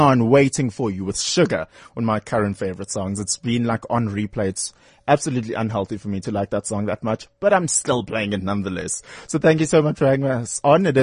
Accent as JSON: {"language": "English", "town": "Durban", "region": "KwaZulu-Natal", "country": "South Africa", "tie": "born or raised there", "moved": "yes", "said": "I grew up in Durban, so I never got the chance to actually, you know, go through schooling in Joburg."}